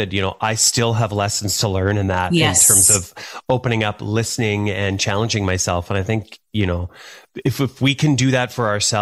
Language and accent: English; Thunder Bay, Ontario, Canada; moved away; also born or lived in Calgary; When I was very young, I grew up in Thunder Bay, Northwestern Ontario